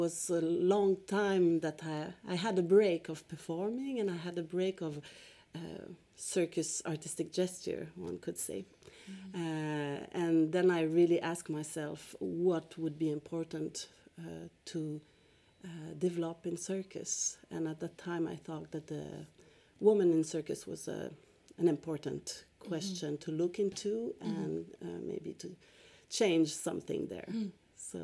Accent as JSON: {"language": "English", "region": "Quebec", "country": "Canada", "also_born_or_lived": "Montreal / Stockholm", "said": "I'm originally from Quebec, Canada"}